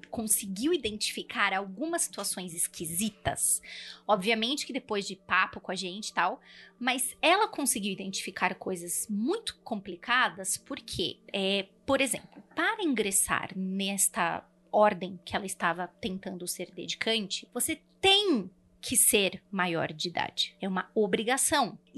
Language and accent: Portuguese; São Paulo, Brazil; Nós dois somos de São Paulo.